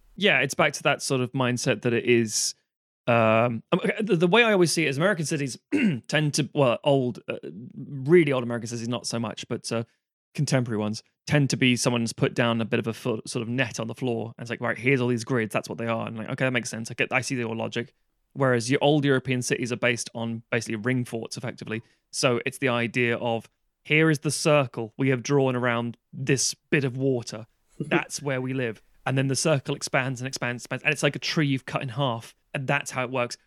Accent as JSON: {"language": "English", "region": "London", "country": "United Kingdom", "tie": "born or raised there", "accent": "London", "said": "I was born in Camden"}